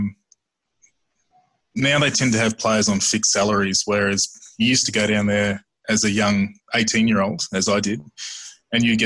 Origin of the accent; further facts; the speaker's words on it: Brisbane, Queensland, Australia; moved away as an adult; also born or lived in Papua New Guinea / Melbourne; Growing up in Brisbane, had a great childhood there.